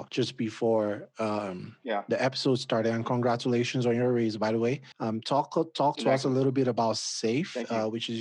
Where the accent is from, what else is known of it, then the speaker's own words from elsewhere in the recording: Nigeria; moved away as an adult; now in United States; I'm Nigerian. I came here in 2021